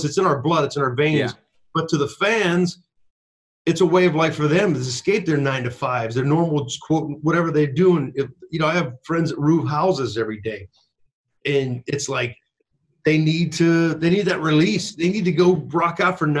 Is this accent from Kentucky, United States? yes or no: no; Pittsburgh, Pennsylvania, United States; I'm from Pittsburgh